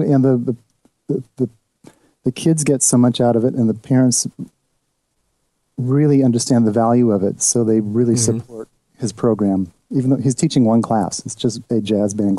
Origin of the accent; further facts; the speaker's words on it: Seal Beach, California, United States; we're from Seal Beach, Long Beach area